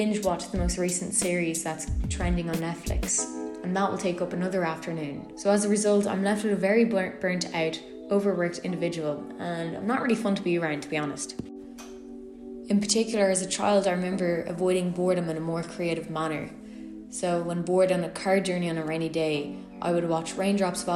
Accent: County Louth, Ireland; I'm from Ireland. More specifically, I'm from Join Áine in County Louth, which is around 40 minutes away from Dublin

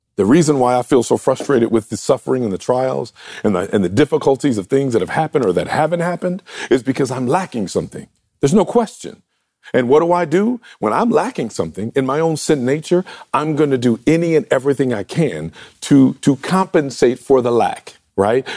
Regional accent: Detroit, Michigan, United States; I grew up in Detroit, the Motor City

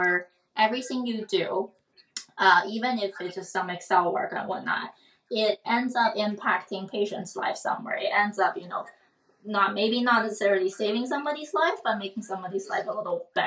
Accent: Canada; moved away as an adult; also born or lived in Waterloo, Canada / Europe; now in Boston, United States; I am a Canadian working and living in the U.S.

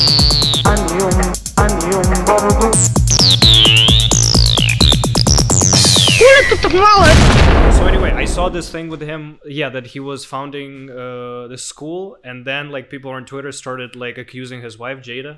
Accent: Russia; moved away as an adult; now in Berlin, Germany; I come from Russia, but I am in Berlin for the past 7 years.

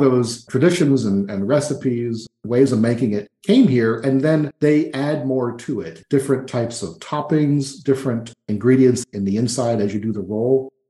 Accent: New York, United States; moved away as an adult; now in Florianopolis, Brazil; I grew up in New York State and had never visited New York City

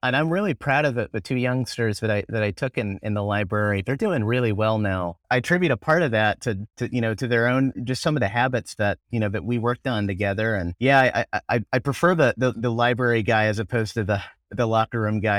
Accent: Indianapolis, Indiana, United States; also born or lived in Greenwood, Indiana; I grew up in Indianapolis, Indiana.

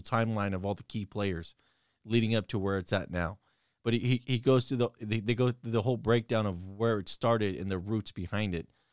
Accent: United States; As an American

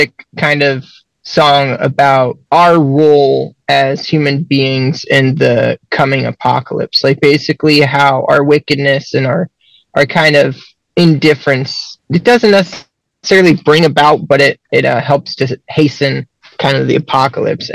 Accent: Central Ohio, United States; I'm from Central Ohio

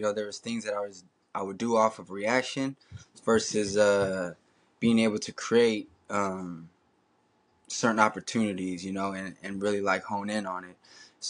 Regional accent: Bay Area, California, United States; I'm from the Bay Area.

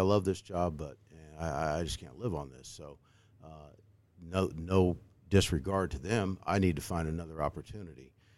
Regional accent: Decatur, Illinois, United States; I'm a Saint Teresa grad, right? I never thought I'd be on the news in W A N D in my hometown

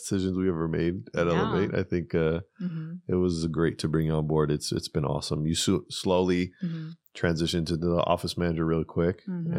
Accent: Pasadena, California, United States; Yeah, I grew up in Pasadena.

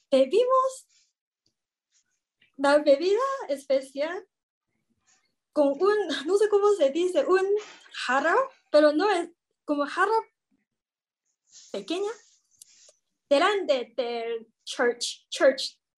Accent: Taiwan; Spanish is a second language; soy de Taiwán. Ahora tengo 29 años y hace 8 años yo fui a México

